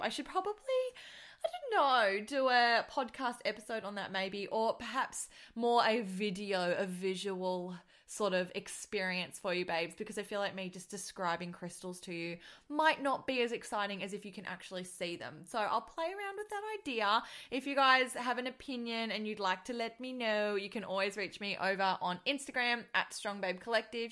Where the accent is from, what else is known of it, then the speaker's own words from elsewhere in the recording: Australia; accent: Australian; I am Australian, and I'm just gonna try and stick to that accent